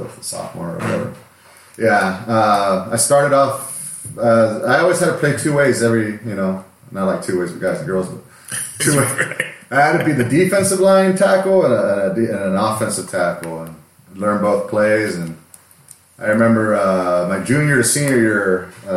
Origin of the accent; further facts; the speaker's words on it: Azusa, California, United States; growing up in Azusa.